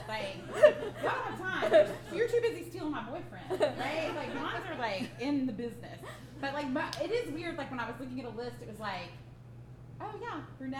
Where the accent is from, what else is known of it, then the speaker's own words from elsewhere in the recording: Alabama, United States; I'm from Alabama.